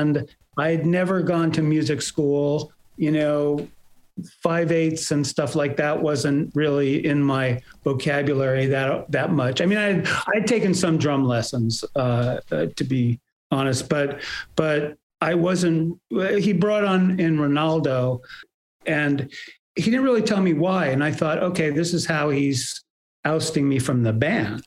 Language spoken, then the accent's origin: English; Bay Area, California, United States; also born or lived in New York; I was born in New York and we moved to uh, the Bay Area when I was five or uh, almost five